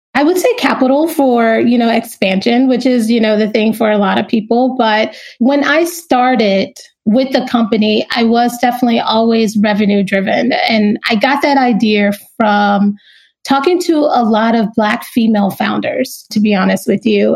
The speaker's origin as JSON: {"language": "English", "town": "Kinston", "region": "North Carolina", "country": "United States", "also_born_or_lived": "New York / Los Angeles", "moved": "yes", "said": "I am originally from Kinston, North Carolina"}